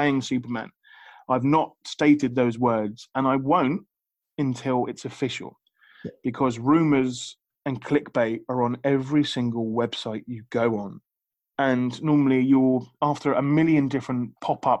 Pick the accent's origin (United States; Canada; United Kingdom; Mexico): United Kingdom; I'm British